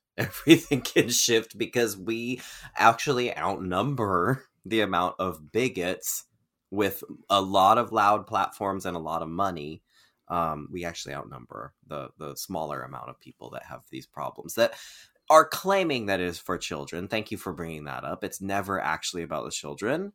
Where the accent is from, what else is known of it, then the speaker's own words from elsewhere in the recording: Keizer, Oregon, United States; Oregon. It's my hometown. It's where I'm from